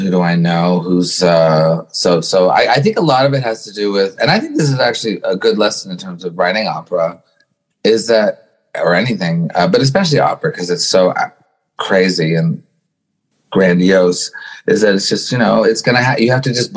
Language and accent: English; Montreal, Quebec, Canada; I was brought up in Montreal